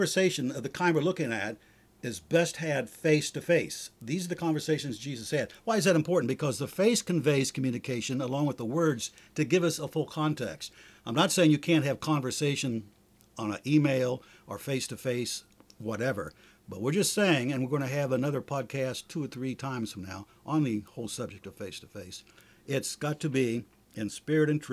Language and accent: English; Ohio, United States; moved away; I'm from Ohio